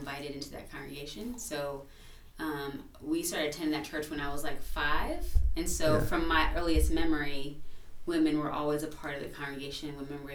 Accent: Delaware, United States; moved away; I'm from Delaware, up north

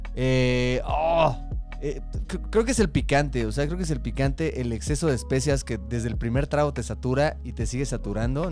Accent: Mexico; como mexicano

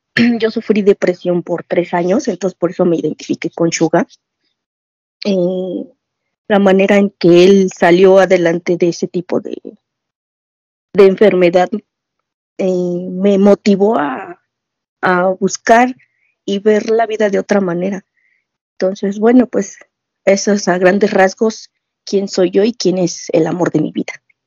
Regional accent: Mexico City, Mexico; soy de la Ciudad de México.

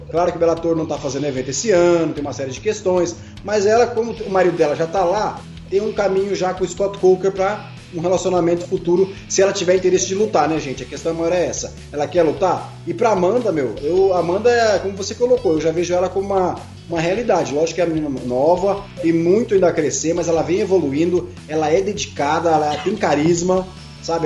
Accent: Brazil; sou brasileiro

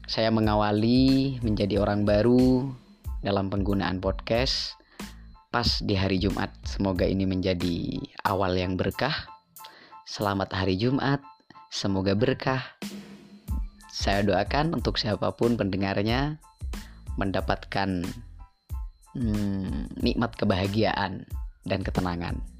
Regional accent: East Java, Indonesia; now in Malang, Indonesia; Uh, saya asli Madura, kemudian saya juga pernah ada di pondok pesantren meskipun sebentar terus setelah itu saya melanjutkan pendidikan saya ke kota Malang

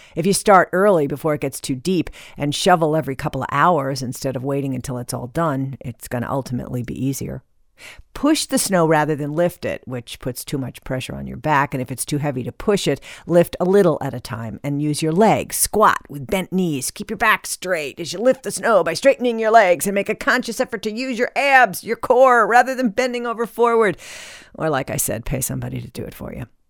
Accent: Midwest, United States; When I was a kid growing up in the Midwest

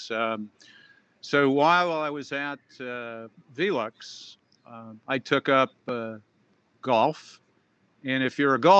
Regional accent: Boston, Massachusetts, United States; now in Scottsdale, United States; I grew up in Boston

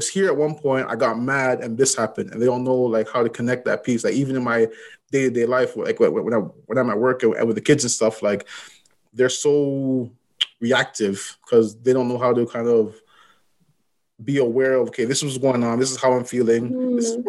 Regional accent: Toronto, Ontario, Canada; I'm from Galloway and Scarborough

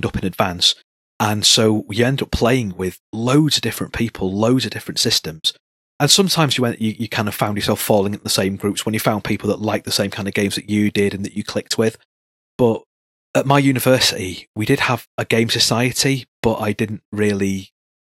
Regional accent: Salford, North West England, United Kingdom; I grew up in Salford, which is pretty substantial, and then right on the borders of Manchester Town Centre

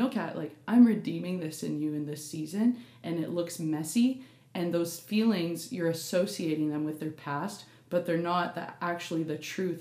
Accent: Canada; I'm Canadian actually.

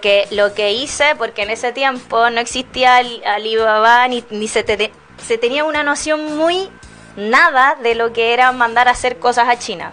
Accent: Chile; como siendo chileno

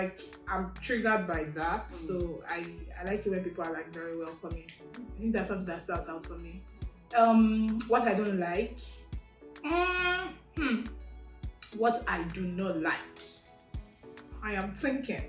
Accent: Delta, Nigeria; moved away as an adult; now in Bowling Green, United States; I'm from Delta State, Nigeria.

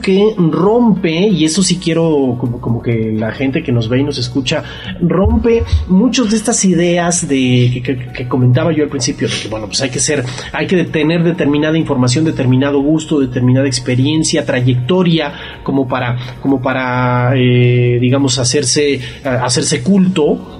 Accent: Mexico; lo que somos nosotros como cultura mexicana

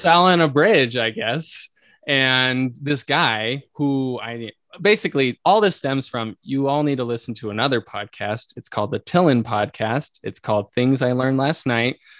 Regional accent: Arizona, United States; moved away as an adult; also born or lived in Italy; now in Utah, United States; I grew up in Arizona.

